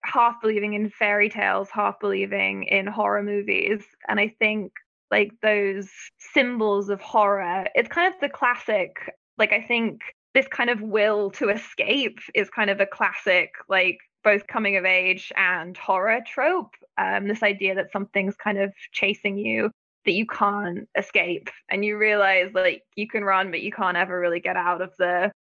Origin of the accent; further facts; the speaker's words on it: Florida, United States; growing up in Florida